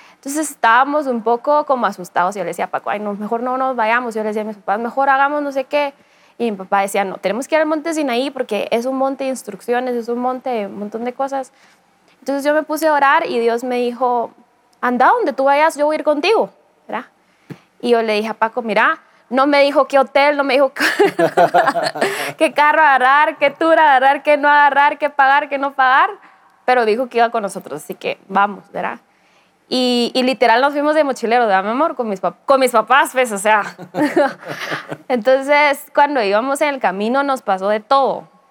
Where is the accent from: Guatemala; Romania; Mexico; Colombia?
Guatemala; nunca había extrañado tanto mi tierra y, anhelado tanto regresar con mi familia y mi, país